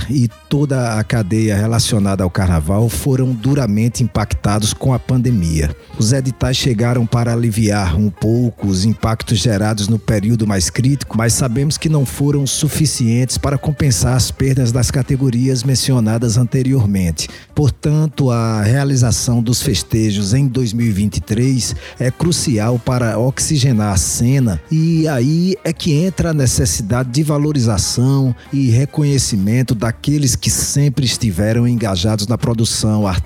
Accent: Paulo Afonso, Bahia, Brazil; now in Recife, Brazil; na minha cidade natal, Paulo Afonso, na Bahia

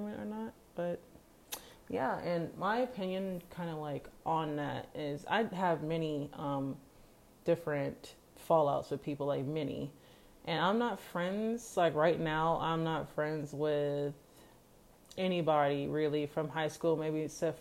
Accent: Kansas, United States; I'm from Kansas

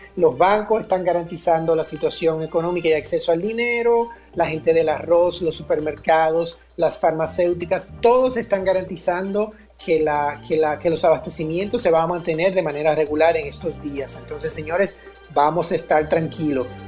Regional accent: Dominican Republic; nosotros como dominicanos

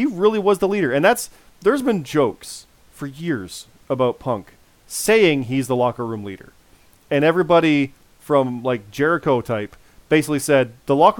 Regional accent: Canada; I'm a Canadian

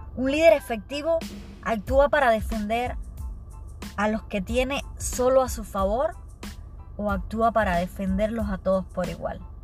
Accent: Cuba; moved away; siendo cubana no puedo estar allá

